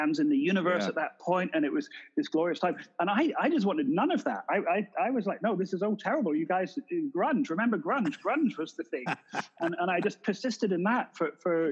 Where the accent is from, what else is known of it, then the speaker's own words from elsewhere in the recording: Edinburgh, Scotland, United Kingdom; moved away as an adult; also born or lived in London / Glasgow; now in Los Angeles, United States; Edinburgh is where I'm from.